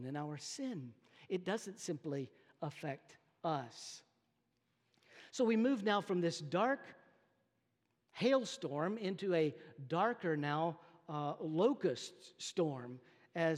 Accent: North Texas, United States; moved away; I come from North Texas

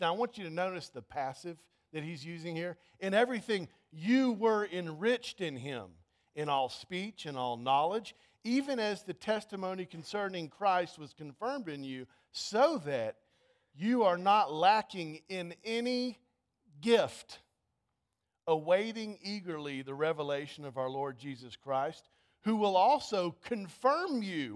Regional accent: United States

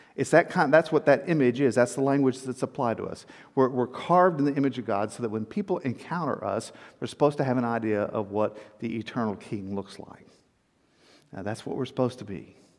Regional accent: South Texas, United States; moved away; also born or lived in Atlanta; I grew up in South Texas

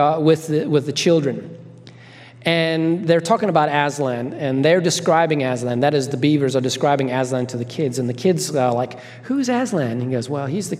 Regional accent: Zimbabwe; I grew up in Zimbabwe, Africa

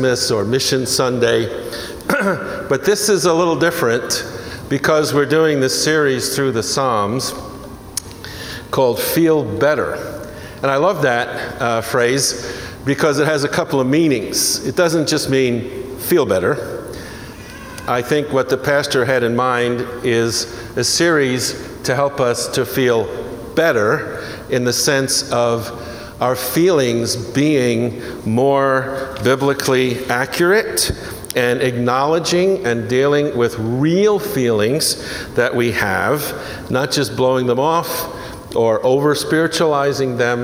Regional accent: New York City, New York, United States; also born or lived in New Jersey; I'm from New York, born and raised in New York City and New Jersey, across the river

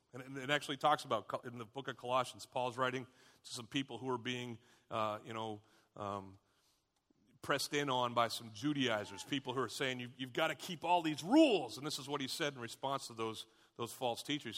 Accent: United States; We as Americans

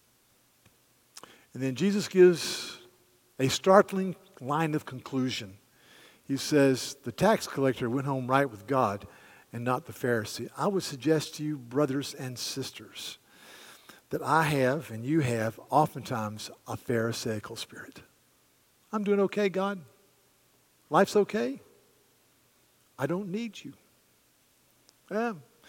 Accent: the American South, Southern United States, United States; as we southerners

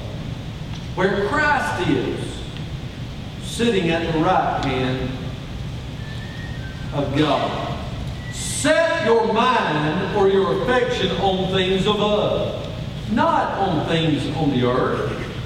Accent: Atlanta, Georgia, United States; I was born on a beautiful, crisp October Sunday in downtown Atlanta

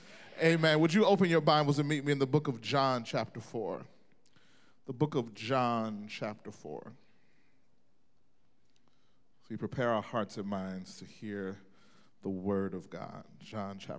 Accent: Mississippi, United States; moved away; I grew up in Mississippi. I'm from the South originally

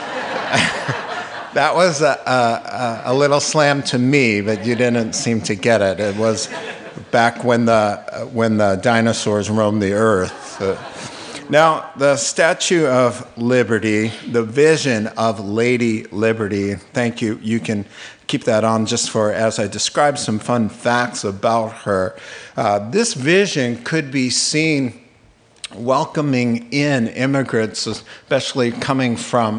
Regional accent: Long Island, New York, United States; as a kid growing up in Long Island, New York

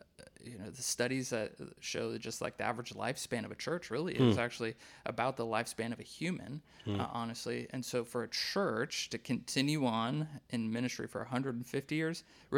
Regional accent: Wisconsin, United States; the little Methodist church that I grew up in Wisconsin

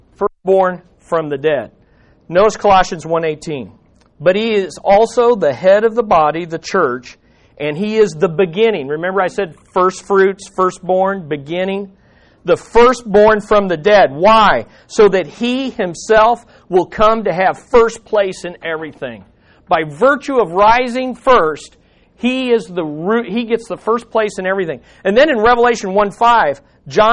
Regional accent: United States; I'm an American citizen

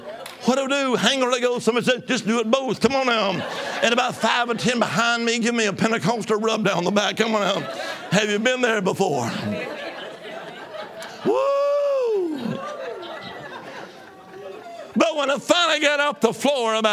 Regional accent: Alabama, United States; I was from Alabama

